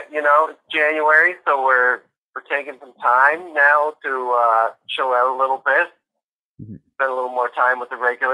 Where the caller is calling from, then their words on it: Sydney, Nova Scotia, Canada; I'm calling from Sydney.